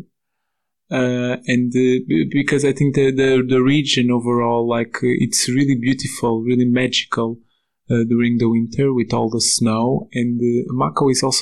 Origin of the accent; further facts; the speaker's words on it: Portugal; moved away as an adult; now in Slovakia; I am originally from Portugal